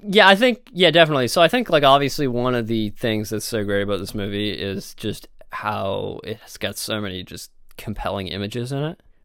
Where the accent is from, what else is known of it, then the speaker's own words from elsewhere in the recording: Canada; we are from Canada